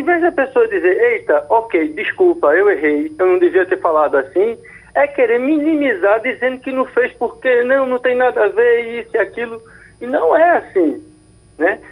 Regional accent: Northeast Region, Brazil; accent: Northeastern; nós, nordestinos no sul, sudeste

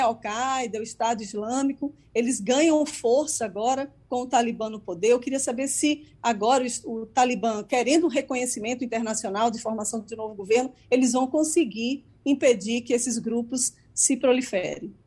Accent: Brazil; now in United States; como jornalista e como cidadã brasileira

